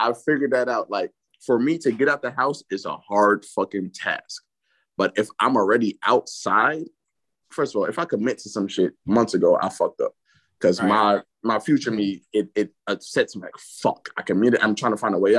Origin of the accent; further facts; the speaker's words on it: New York, United States; I'm from New York